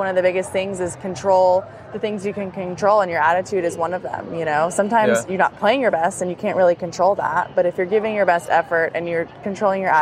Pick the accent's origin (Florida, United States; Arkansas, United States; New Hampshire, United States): Florida, United States; Destin; also born or lived in Alabama; In Destin, Florida. It's in the Panhandle